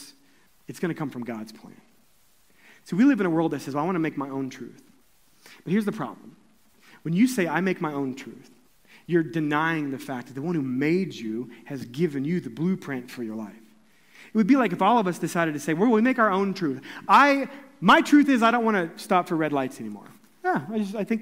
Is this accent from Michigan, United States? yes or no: no; Columbia, Missouri, United States; my hometown in Columbia, Missouri